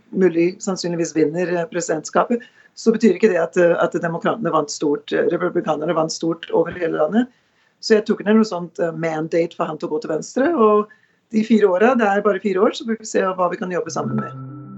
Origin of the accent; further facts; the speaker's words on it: Norway; now in United States; hjemme i Norge